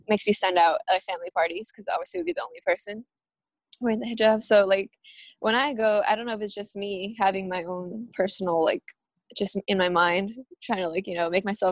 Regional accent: Bay Area, California, United States; first language Spanish; English is a second language; also born or lived in Davis, California; I'm from California, from the Bay Area specifically

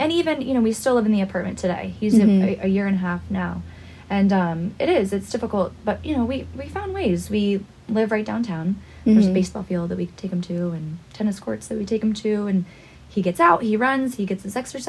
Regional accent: Marietta, Georgia, United States; moved away; I'm originally from Marietta, Georgia.

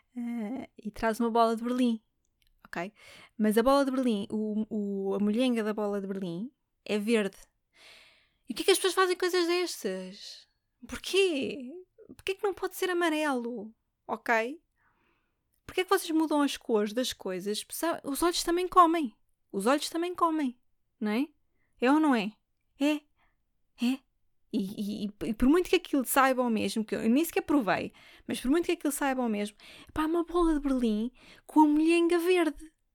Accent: Lisbon, Portugal; Eu sou de Lisboa

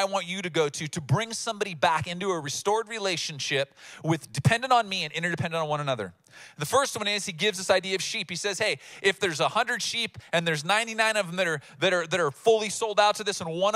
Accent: United States; as Americans

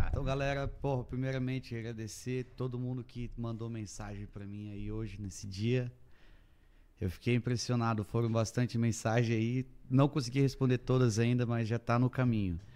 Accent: Massaranduba, Santa Catarina, Brazil; Então, eu eu sou natural de Massaranduba

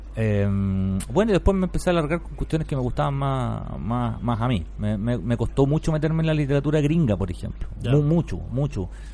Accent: Curicó, Maule, Chile; Yo soy de Curicó

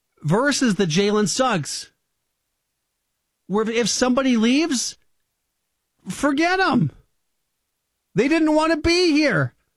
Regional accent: Minnesota, United States; I'm from Minnesota.

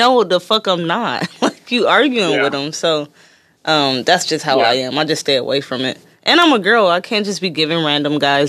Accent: Detroit, Michigan, United States; moved away; I'm from Detroit.

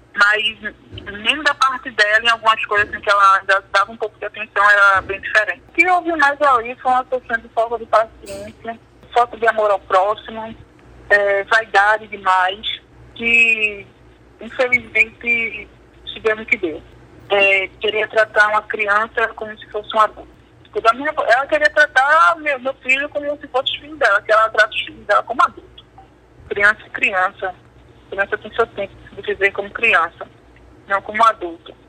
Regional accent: Brazil; sou brasileira

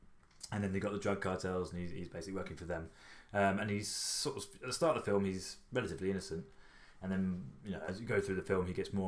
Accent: England, United Kingdom; as an English man

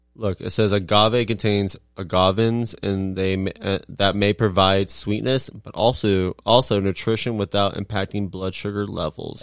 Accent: Nebraska, United States; I'm from Nebraska, so it's the closest thing to my home state

